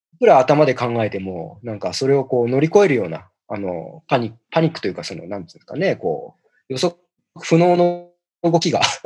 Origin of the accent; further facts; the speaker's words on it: Tokyo, Japan; 故郷の渋谷の初台